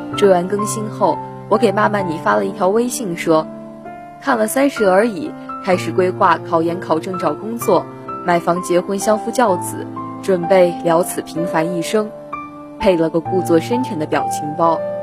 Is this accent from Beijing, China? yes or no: no; Suzhou, Jiangsu, China; moved away as an adult; now in Nanjing, China; 来自江苏苏州，我在南京大学，距离我的家乡二百五十一公里